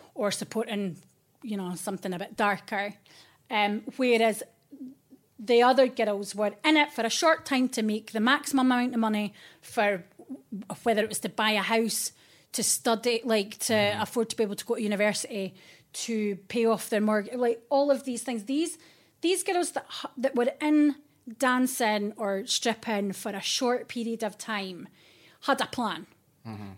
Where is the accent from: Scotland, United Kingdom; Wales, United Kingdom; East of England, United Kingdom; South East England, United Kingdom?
Scotland, United Kingdom; Fife; moved away as an adult; now in London, United Kingdom; I am from Fife, the kingdom of the kingdom Fife